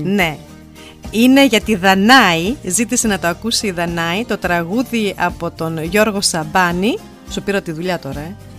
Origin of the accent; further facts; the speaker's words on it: Germany; που είμαστε Ελληνίδε και γεννηθήκαμε στη Γερμανία